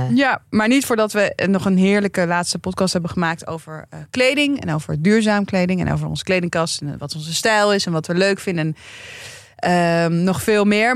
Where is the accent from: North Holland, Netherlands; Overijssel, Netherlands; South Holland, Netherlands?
North Holland, Netherlands; Amsterdam; ik ben gewoon geboren en getogen Amsterdammer